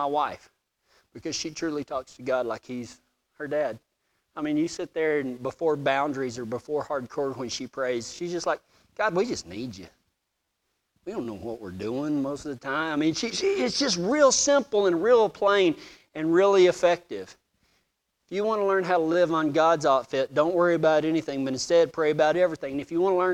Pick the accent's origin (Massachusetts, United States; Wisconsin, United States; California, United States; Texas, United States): Texas, United States; moved away; I was a cowboy from Texas